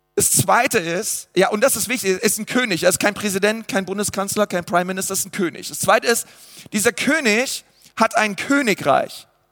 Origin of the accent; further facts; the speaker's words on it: Germany; ich wurde in Deutschland geboren, ich habe deutsche Eltern